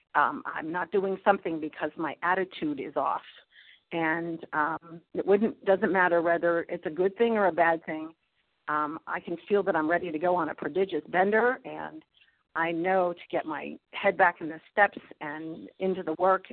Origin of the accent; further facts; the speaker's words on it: Pittsburgh, Pennsylvania, United States; I'm from Pittsburgh, Pennsylvania.